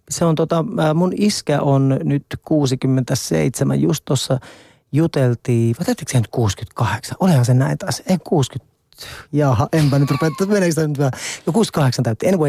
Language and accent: Finnish; Nurmijärvi, Uusimaa, Finland; Mä oon itse asiassa vielä enemmän äh, kylien mies. Mä oon tuolta Nurmijärveltä kotoisin